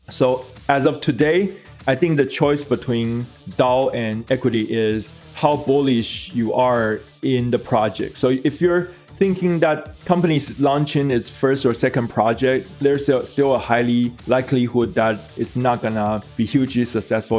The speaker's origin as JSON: {"language": "English", "country": "Taiwan", "said": "my home country, Taiwan"}